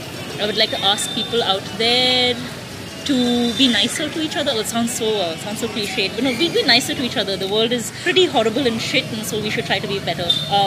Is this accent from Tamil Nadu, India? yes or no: yes; Chennai, Tamil Nadu, India; I'm from Chennai.